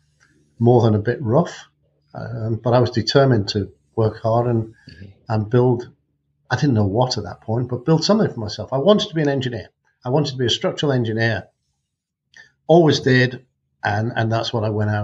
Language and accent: English; North Wales, United Kingdom; also born or lived in Macclesfield; I was born in Macclesfield, but I was only there till I was three. And grew up in North Wales